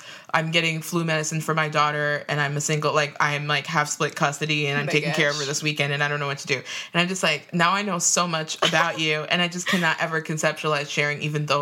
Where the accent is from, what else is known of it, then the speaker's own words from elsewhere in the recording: Minnesota, United States; I've experienced it a lot in like Minnesota growing up too